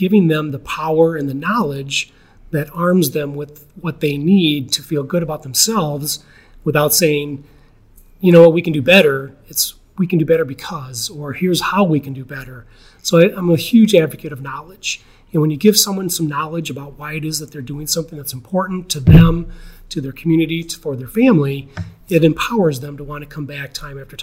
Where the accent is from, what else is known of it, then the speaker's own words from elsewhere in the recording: Geneva, Illinois, United States; I grew up in Geneva. I was born here in Geneva Hospital